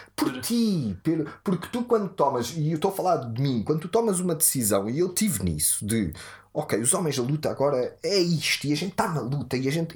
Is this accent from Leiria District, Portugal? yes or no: no; Odivelas, Lisbon, Portugal; born or raised there